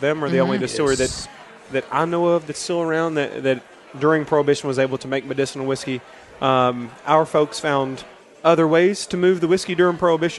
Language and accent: English; Lawrenceburg, Kentucky, United States; I'm from a place called Lawrenceburg.